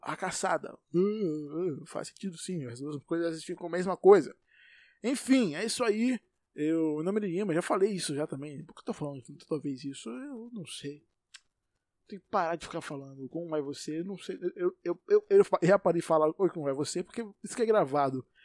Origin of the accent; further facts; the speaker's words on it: Salvador, Bahia, Brazil; Eu vivo em Salvador. Sou de Salvador nasci aqui, provavelmente eu vou morrer aqui